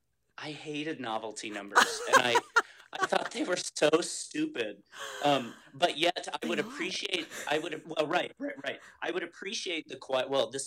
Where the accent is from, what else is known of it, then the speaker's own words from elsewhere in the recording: Ames, Iowa, United States; I'm from Ames.